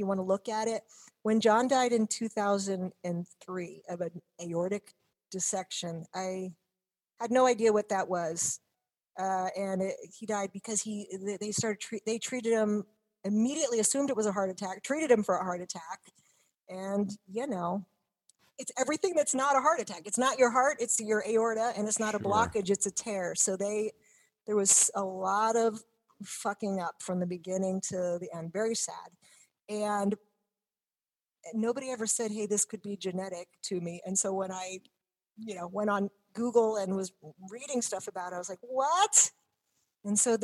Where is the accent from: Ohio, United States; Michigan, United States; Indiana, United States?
Ohio, United States; Cincinnati; moved away; from Cincinnati.